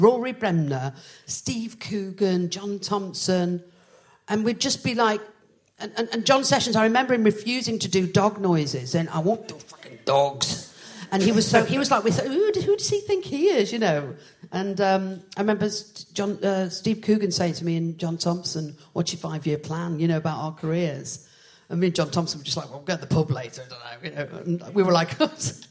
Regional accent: Liverpool, North West England, United Kingdom; moved away; I'm from originally from Liverpool.

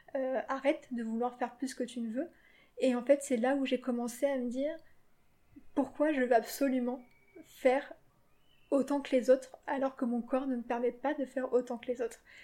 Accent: Paris, Île-de-France, France; et moi, je suis née à Paris avec ma sœur et j'ai vécu ici donc depuis que je suis née

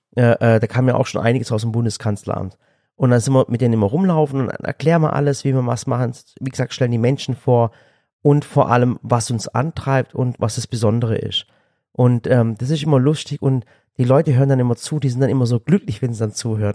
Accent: Swabia, Germany; Ich als Schwabe

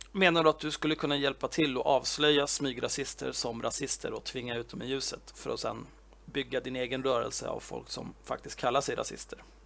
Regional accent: Sweden; jag är född och uppvuxen i Sverige

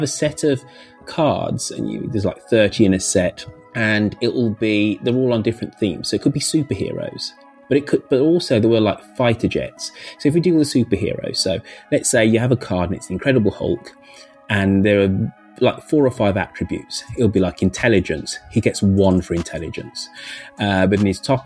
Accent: United Kingdom; I'm acutely aware I'm socialized in Britain

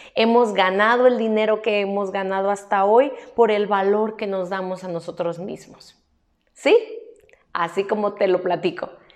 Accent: Mexico; aquí en mi país, México

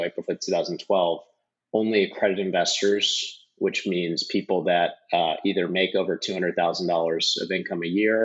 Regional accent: St. Louis, Missouri, United States; moved away as an adult; also born or lived in Wisconsin; I grew up in St. Louis, so grew up in the Midwest.

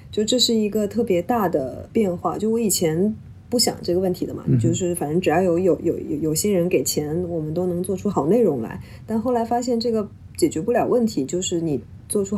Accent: Jiangsu, China; moved away as an adult; also born or lived in Guangzhou / Beijing; now in Hong Kong; 我家乡在江苏。我其实是从香港开始我的工作的，所以我即便中间大概在北京住过两三年，作为特作为那个 correspondent 住在北京

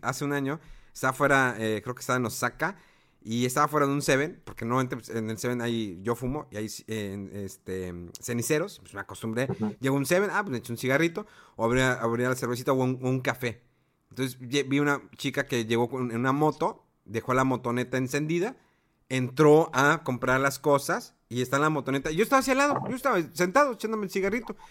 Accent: Mexico; yo como mexicano

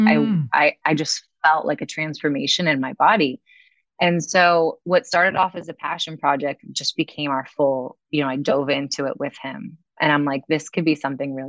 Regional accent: Weston, Florida, United States; also born or lived in Lake Forest, Illinois / Gainesville, Florida / Wellington, Florida; now in Miami, United States; I moved to Weston when I was 10 and grew up in South Florida

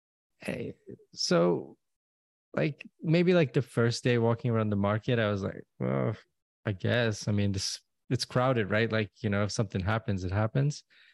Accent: Istanbul, Turkey; I'm from Istanbul and went over to Baghdad.

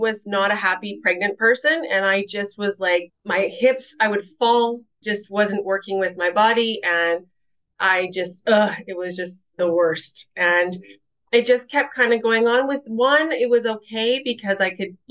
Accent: Winnipeg, Manitoba, Canada; moved away as an adult; also born or lived in Rocky Mountains / Peachland, British Columbia; I am originally from Winnipeg, Manitoba in Canada. Mm-hmm. And I was born and raised there

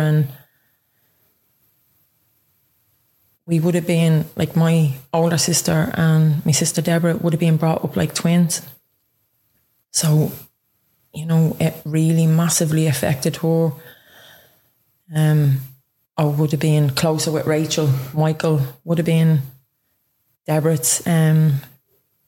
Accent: Dublin, Leinster, Ireland; now in Ballyfermot, Ireland; I'm originally from Ringsend and I live in Ballyfermot now, nearly the last 4 years.

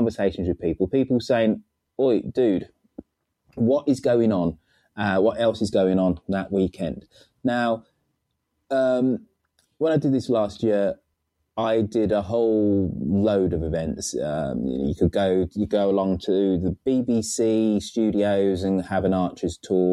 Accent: Birmingham, West Midlands, United Kingdom; in Birmingham, my hometown

